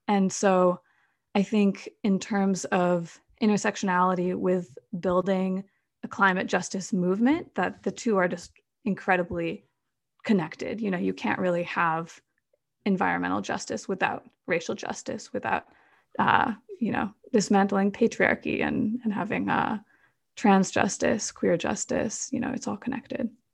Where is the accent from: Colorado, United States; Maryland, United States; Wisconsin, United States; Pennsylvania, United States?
Wisconsin, United States; Madison; I grew up in Madison, Wisconsin